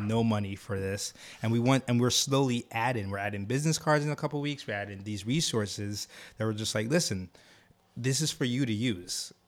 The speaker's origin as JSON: {"language": "English", "country": "Jamaica", "also_born_or_lived": "Harlem, New York", "moved": "yes", "said": "I'm from Jamaica"}